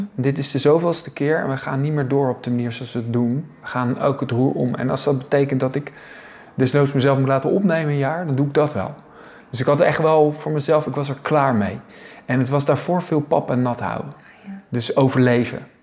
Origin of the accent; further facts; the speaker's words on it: Zoeterwoude, South Holland, Netherlands; now in Leiden, Netherlands; ik kom eigenlijk uit Zoeterwoude, hè? Zoeterwoude dorp